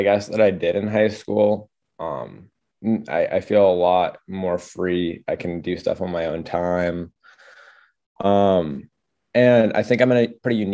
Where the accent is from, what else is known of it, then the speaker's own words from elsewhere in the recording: Orono, Maine, United States; I'm from Orno, Maine